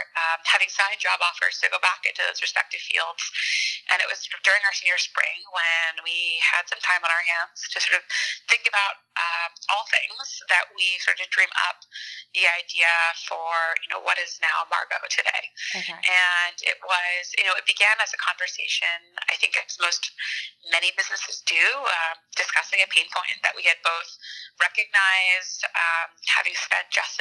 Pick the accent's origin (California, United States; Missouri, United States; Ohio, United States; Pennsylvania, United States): Pennsylvania, United States; Wayne; moved away as an adult; also born or lived in Boston, Massachusetts; now in New York, United States; I grew up right outside of Philadelphia in Wayne